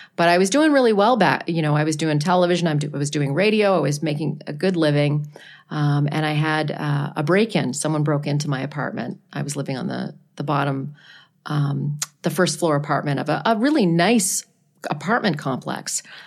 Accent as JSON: {"language": "English", "town": "Ottawa", "region": "Ontario", "country": "Canada", "tie": "born or raised there", "moved": "yes", "said": "I worked at a classic rock station in my hometown of Ottawa, Canada"}